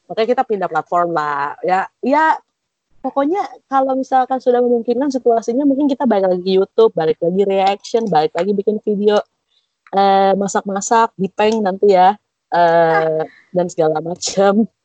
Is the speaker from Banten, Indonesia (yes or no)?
no; Jakarta, Indonesia; Ya kebetulan kita tuh berlima kan emang ya ya lahir dan besar di Jakarta gitu ya.